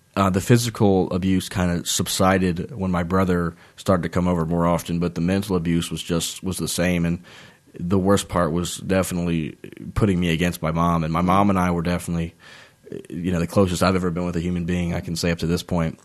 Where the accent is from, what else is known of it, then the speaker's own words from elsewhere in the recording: Nelson County, Virginia, United States; moved away; also born or lived in Waynesboro, Virginia; I'm originally from Nelson County, Virginia, and I moved to Waynesboro, and I really, I, I bleed Waynesboro purple and gold at heart, but I am from Nelson County, Virginia